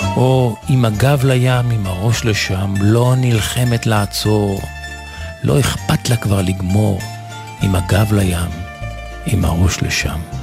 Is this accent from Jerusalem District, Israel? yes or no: yes; Jerusalem, Jerusalem District, Israel